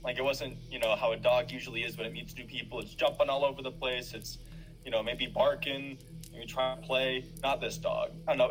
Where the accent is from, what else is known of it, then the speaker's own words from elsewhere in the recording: Northern California, United States; I'm from Northern California